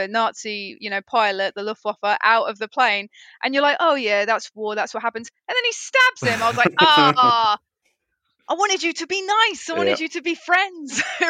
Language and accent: English; United Kingdom; obviously as British people